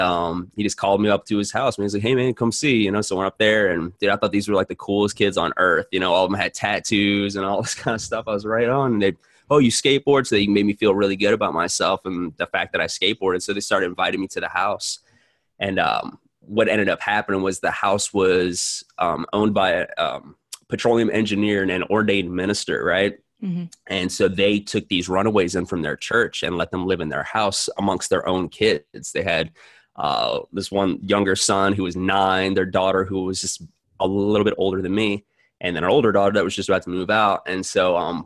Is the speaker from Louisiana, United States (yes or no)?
yes; New Orleans, Louisiana, United States; I was born in New Orleans